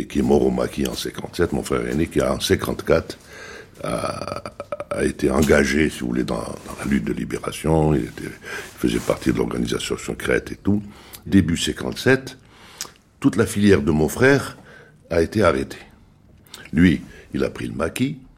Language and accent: French; Blida, Blida Province, Algeria; Voilà, moi, je suis de Blida, euh, originaire d'une famille euh, aisée